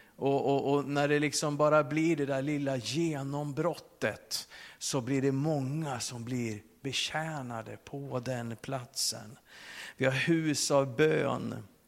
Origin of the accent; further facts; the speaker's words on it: Sweden; som svensk med våran personliga integritet